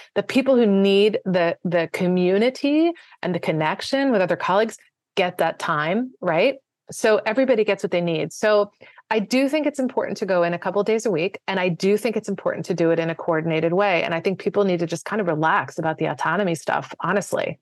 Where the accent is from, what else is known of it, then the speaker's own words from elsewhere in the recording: Washington, District of Columbia, United States; moved away as an adult; also born or lived in Maryland / Virginia / New York City; grew up most of the time in the D C, uh, sort of beltway suburbs for, part of the time in Maryland, part of the time in Virginia.